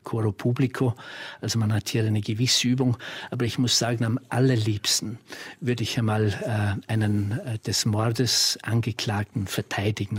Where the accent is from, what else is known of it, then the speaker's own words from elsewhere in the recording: Austria; bei uns in Österreich